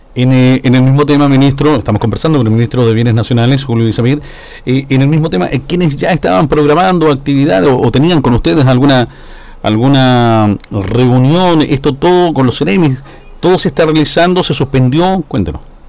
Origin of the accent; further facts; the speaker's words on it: southern Chile, Chile; esta zona, la zona sur de nuestro país